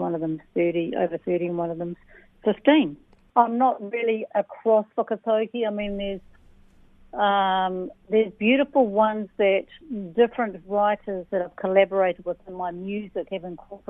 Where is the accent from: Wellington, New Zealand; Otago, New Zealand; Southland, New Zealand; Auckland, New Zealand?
Southland, New Zealand; Invercargill; moved away; also born or lived in Rotorua, New Zealand; I grew up in Invercargill. My dad was from Tūwharetō Te Aroa. Mum was Pākehā, or is Pākehā, and from Lumsden.